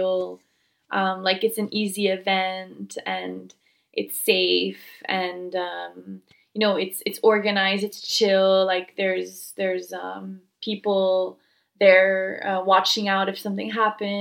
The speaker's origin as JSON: {"language": "English", "town": "Montreal", "region": "Quebec", "country": "Canada", "moved": "yes", "said": "I'm from Montreal, Canada"}